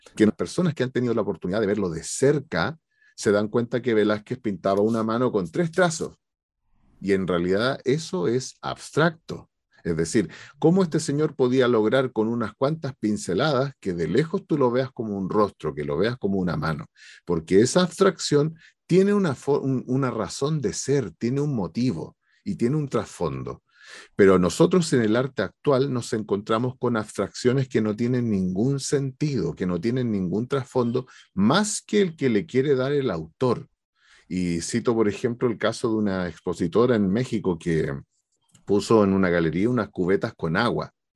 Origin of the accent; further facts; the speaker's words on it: Maipú, Santiago Metropolitan Region, Chile; yo soy de acá de Maipú